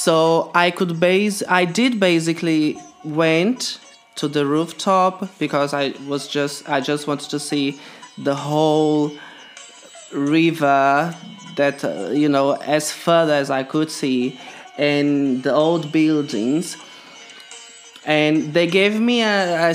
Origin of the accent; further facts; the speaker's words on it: Brazil; moved away; I'm from Brazil and I live here for a very long time